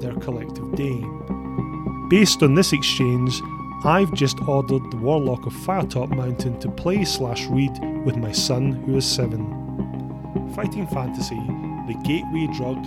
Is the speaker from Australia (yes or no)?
no; Scotland, United Kingdom; As a Scotsman